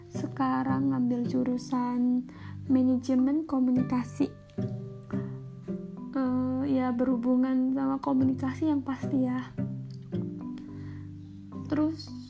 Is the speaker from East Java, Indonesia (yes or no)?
yes; Probolinggo, East Java, Indonesia; aku orang Probolinggo Probolinggo kalau ngomong orang Probolinggo tuh mungkin temen-temen di kampusku mungkin nggak tahu di mana itu Probolinggo